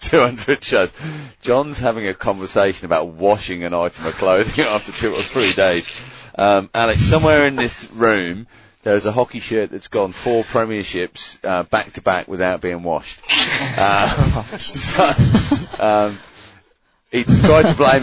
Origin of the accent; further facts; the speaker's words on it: United Kingdom; moved away as an adult; now in Australia; my club shirts in the UK 22 years ago